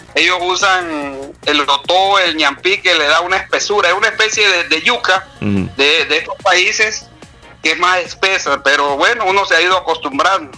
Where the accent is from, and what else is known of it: El Salvador; now in Chiriquí, Panama